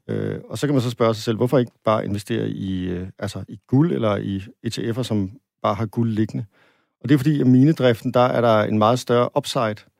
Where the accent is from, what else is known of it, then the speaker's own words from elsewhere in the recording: Denmark; som dansker